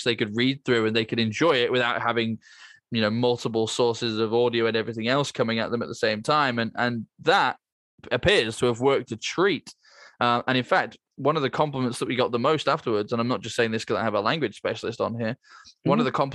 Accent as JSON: {"language": "English", "country": "United Kingdom", "said": "as a Brit, it's safe to assume that I can only speak one of those languages"}